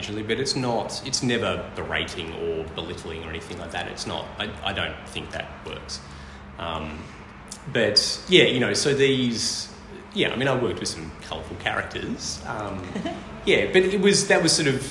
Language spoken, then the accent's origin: English; Hobart, Tasmania, Australia; moved away as an adult; now in Melbourne, Australia; I'm actually from Tasmania, from Hobart.